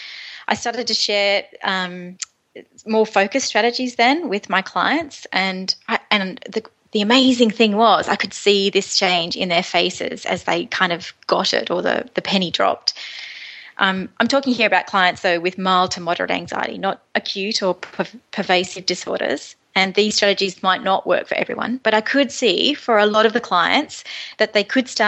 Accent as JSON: {"language": "English", "town": "Moree", "region": "New South Wales", "country": "Australia", "tie": "born or raised there", "moved": "yes", "said": "I'm from Moree in northwest New South Wales, and about 15 years ago I met my husband Tony, and it was love at first sight, and we moved back to my lovely hometown of Moree"}